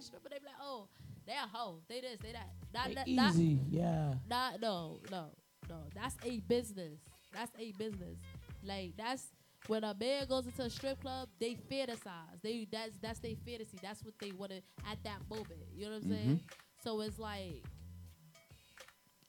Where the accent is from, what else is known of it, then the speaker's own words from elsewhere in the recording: Trinidad & Tobago; accent: Trinidadian; moved away; also born or lived in Bronx, New York; I have a speech impediment because I'm from Trinidad and I have an accent